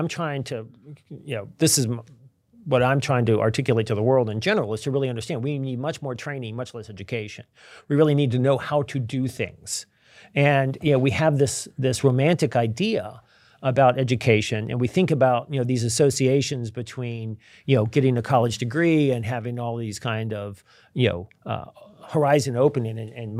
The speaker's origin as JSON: {"language": "English", "region": "Virginia", "country": "United States", "tie": "born or raised there", "also_born_or_lived": "Milwaukee", "said": "I remember I grew up in Virginia. I didn't really know any Jewish people. And I moved to Milwaukee."}